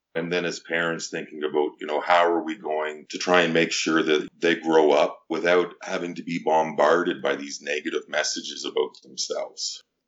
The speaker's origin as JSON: {"language": "English", "town": "Winnipeg", "region": "Manitoba", "country": "Canada", "moved": "yes", "lives_now": "Ottawa, Canada", "said": "I'm from Winnipeg, Manitoba."}